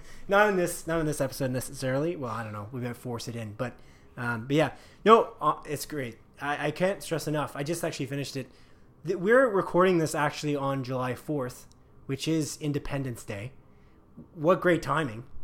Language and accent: English; Canada; We're clearly Canadian